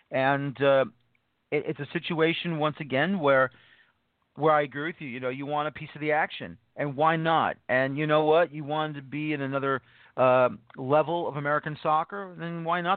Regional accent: Louisville, Kentucky, United States; Not because I'm from Louisville.

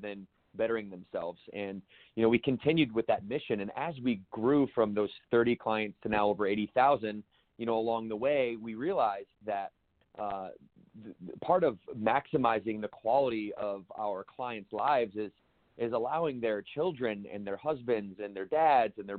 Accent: Battle Creek, Michigan, United States; growing up in Battle Creek, Michigan

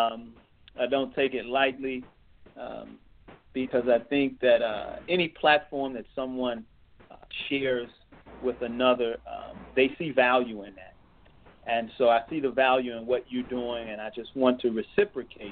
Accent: Chicago, Illinois, United States; I was raised in Chicago, Illinois, single parent

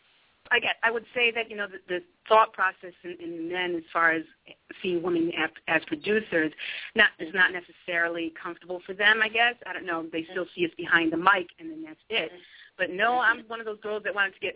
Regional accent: Utica, New York, United States; also born or lived in Westchester County, New York; I grew up in Utica, New York

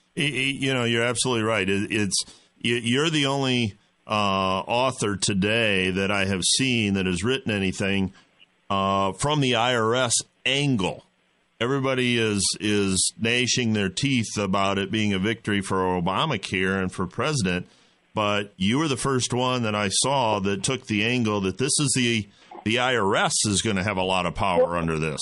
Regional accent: Midwest, United States; I'm from the Midwest. I live in the Midwest.

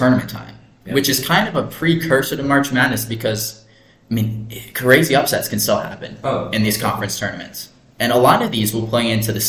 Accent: Nebraska, United States; We are from Nebraska.

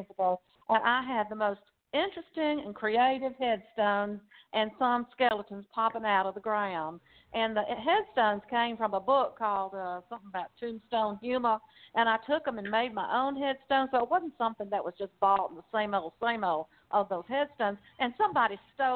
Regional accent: Rockdale County, Georgia, United States; accent: Southern Georgia; moved away as an adult; now in Newnan, United States; I grew up in Rockdale County over on the east side.

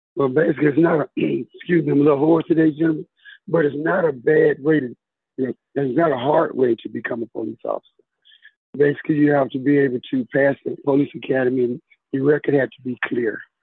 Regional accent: Tuscaloosa, Alabama, United States; I'm actually from Tuscaloosa, Alabama.

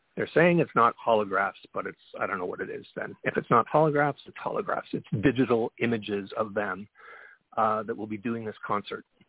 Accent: Canada; I'm Canadian, so I have a perspective here north of the 49th parallel

